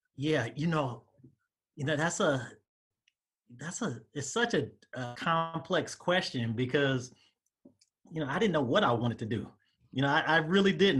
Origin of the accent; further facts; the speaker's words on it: Southern California, United States; moved away as an adult; also born or lived in Atlanta, Georgia; I'm from the Southern California area